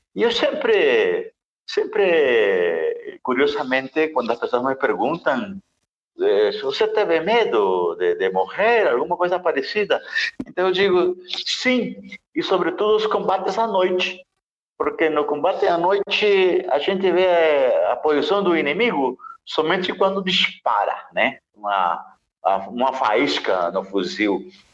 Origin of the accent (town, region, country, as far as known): Nicaragua; born or raised there; moved away